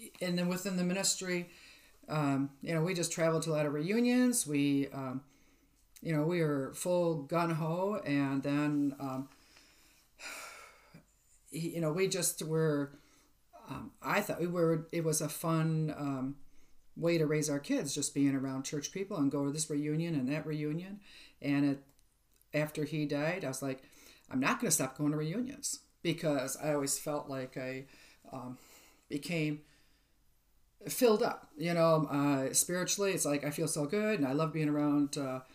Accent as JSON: {"language": "English", "town": "White Bear Lake", "region": "Minnesota", "country": "United States", "tie": "born or raised there", "said": "I was raised in White Bear Lake, Minnesota."}